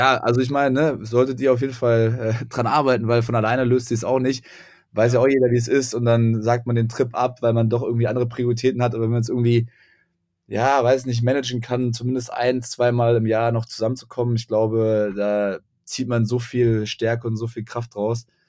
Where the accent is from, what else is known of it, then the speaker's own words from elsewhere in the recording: Göttingen, Lower Saxony, Germany; moved away as an adult; also born or lived in Frankfurt; ich komme aus Göttingen